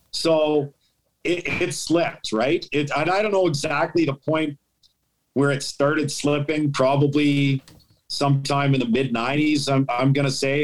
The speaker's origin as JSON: {"language": "English", "town": "St. Albert", "region": "Alberta", "country": "Canada", "moved": "yes", "lives_now": "Ottawa, Canada", "said": "I'm from St. Albert"}